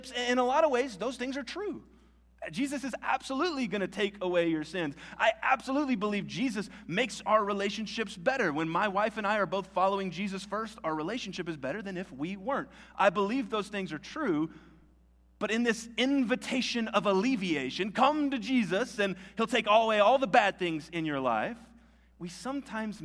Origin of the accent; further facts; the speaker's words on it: Albuquerque, New Mexico, United States; I'm from Albuquerque.